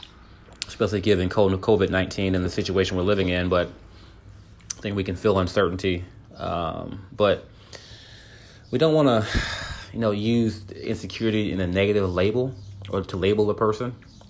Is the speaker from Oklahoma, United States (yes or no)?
no; California, United States; now in Texas, United States; just moving to Texas, like, because I'm from California. So, you know, when I came from California to Texas, man, I didn't dress like anybody here.